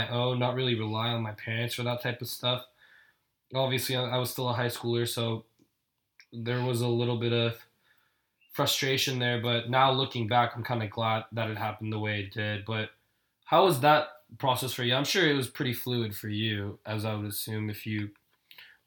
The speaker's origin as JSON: {"language": "English", "town": "Irvine", "region": "California", "country": "United States", "tie": "born or raised there", "also_born_or_lived": "South Korea", "said": "being a Korean immigrant, growing up in Irvine"}